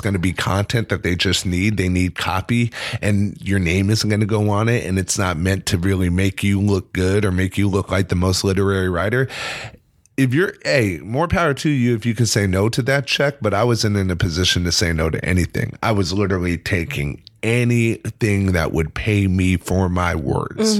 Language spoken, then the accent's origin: English; California, United States; moved away as an adult; now in New York City, United States; I'm very proud to be from California